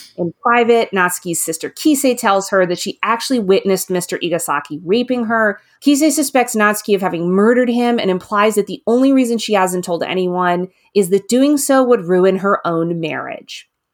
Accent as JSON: {"language": "English", "country": "United States", "said": "as an American reader"}